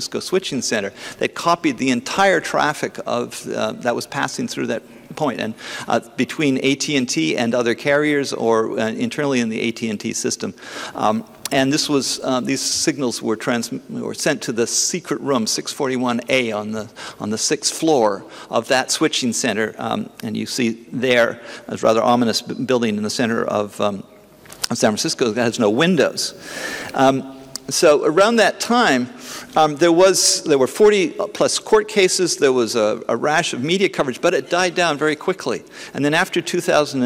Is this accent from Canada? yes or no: yes; Canada; I'm a Canadian